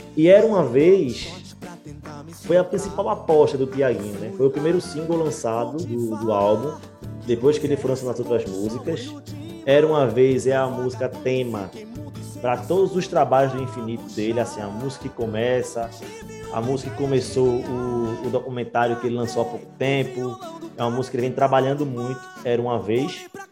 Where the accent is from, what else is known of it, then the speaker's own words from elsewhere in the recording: Recife, Pernambuco, Brazil; Eu e Wagner Samento somos do Recife